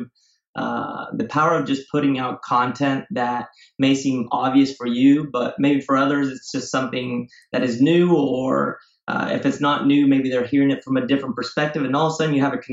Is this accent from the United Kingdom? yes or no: no; Spain; moved away as an adult; also born or lived in Marin County, California, United States / Ecuador / Singapore; now in San Francisco, United States; I was raised in Spain, and that's where I went to school.